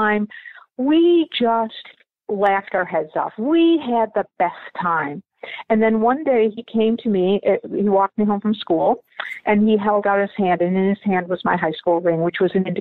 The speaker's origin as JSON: {"language": "English", "town": "Buffalo", "region": "New York", "country": "United States", "tie": "born or raised there", "also_born_or_lived": "Dublin, Ireland", "said": "I was born in Dublin, Ireland, and adopted into a family in Buffalo, New York. I grew up in Buffalo"}